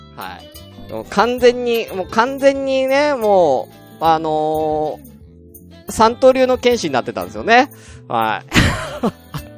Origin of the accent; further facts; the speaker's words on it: Tokyo, Japan; moved away as an adult; 東京出身だから